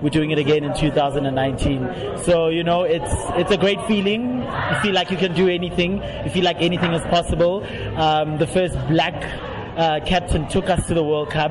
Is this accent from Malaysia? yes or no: no; South Africa; to come from a country that has lifted the Ellis Trophy in the past three decades